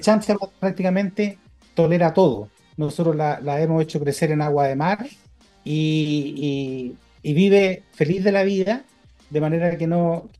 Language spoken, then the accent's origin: Spanish; Chile